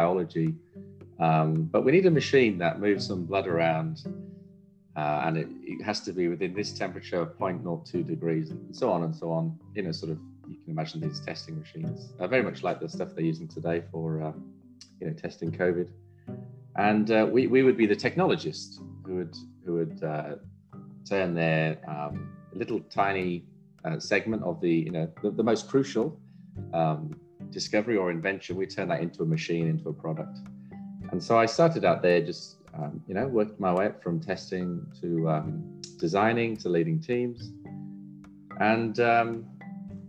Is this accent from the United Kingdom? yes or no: yes; Wales, United Kingdom; moved away as an adult; also born or lived in Cambridge, England; now in Brisbane, Australia; I was born in Wales on a dairy farm